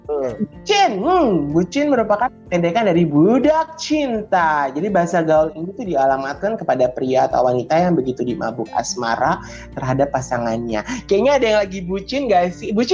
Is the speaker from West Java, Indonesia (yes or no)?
yes; Bekasi, West Java, Indonesia; moved away; gue sebagai warga Bekasi yang telah meninggalkan Bekasi selama kurang lebih uh, eh, 15 tahun